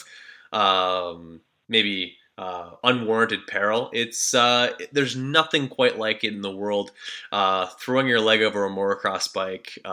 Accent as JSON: {"language": "English", "country": "Canada", "said": "I'm from Canada"}